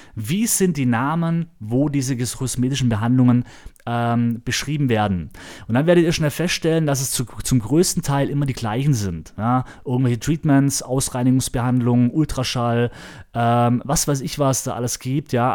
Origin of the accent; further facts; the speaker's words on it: Germany; moved away; ich war zu Hause in meiner Heimatstadt Ramsburg